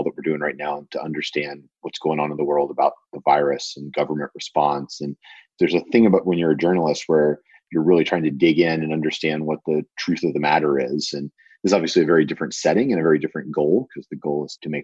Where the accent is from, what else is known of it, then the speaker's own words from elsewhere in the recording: Atlanta, Georgia, United States; moved away as an adult; I grew up in Atlanta, Georgia.